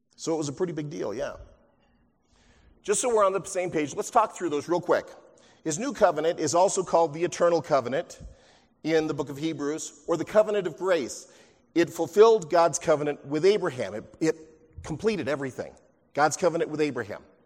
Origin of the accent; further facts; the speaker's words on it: near Huntington Beach, California, United States; growing up near Huntington Beach